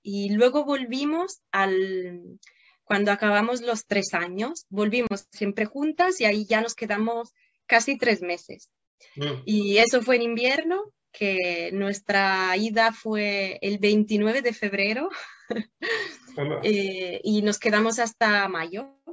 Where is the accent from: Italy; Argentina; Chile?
Italy; Spanish is a second language; moved away; also born or lived in Turin, Italy / Moscow, Russia; yo nací en Italia, pero en la frontera con Francia.